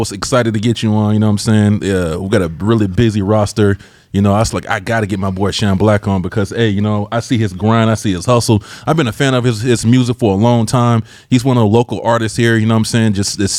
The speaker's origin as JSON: {"language": "English", "town": "Albany", "region": "Georgia", "country": "United States", "moved": "yes", "lives_now": "San Diego, United States", "said": "I'm from Georgia."}